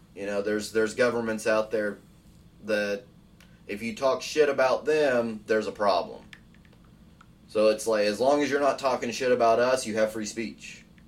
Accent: United States; I'm I'm speaking from the American standpoint

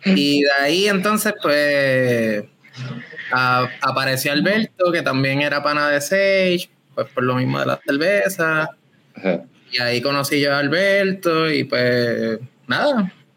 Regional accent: Rincón, Puerto Rico; yo soy de Rincón

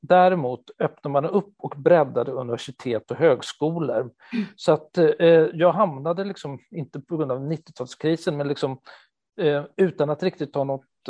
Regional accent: Stockholm, Stockholm County, Sweden; moved away as an adult; now in Gothenburg, Sweden; jag är en 48-årig stockholmare som har bott i Göteborg i 20 år nu

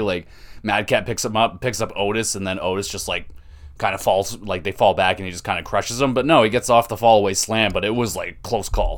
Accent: Canada; I'm Canadian

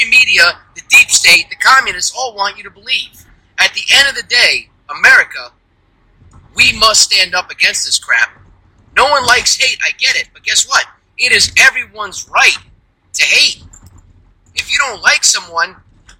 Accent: United States; I'm an American, and I love my country

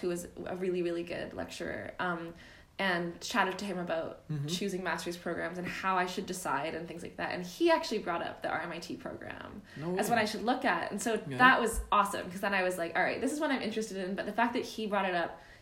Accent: Vancouver, British Columbia, Canada; moved away as an adult; also born or lived in Ottawa; now in Melbourne, Australia; I am from Canada. I'm from Vancouver, but I did my undergrad in international development

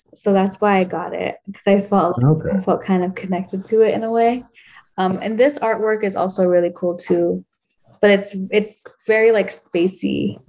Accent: El Salvador; my two best friends, like we're all from El Salvador, which is crazy, because if you go there, it's so humbling

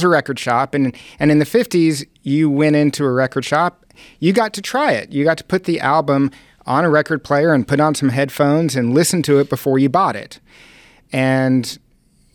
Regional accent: Texas, United States; born or raised there

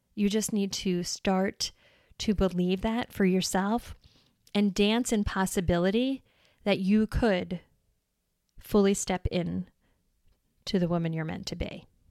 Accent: New York, United States; moved away as an adult; now in Wisconsin, United States; I was born and raised in New York and I moved to Wisconsin

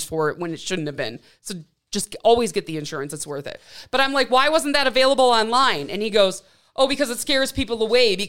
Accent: Milwaukee, Wisconsin, United States; moved away; also born or lived in Pacific Northwest; I'm from Milwaukee

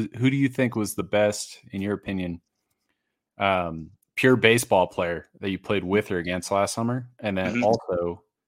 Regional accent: Massachusetts, United States; I grew up in Massachusetts

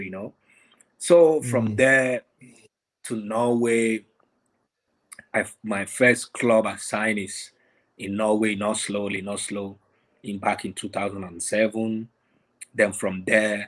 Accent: Lagos, Nigeria; moved away; I was born in Lagos, in Ajegunle. I don't know if you know where that is, like a ghetto

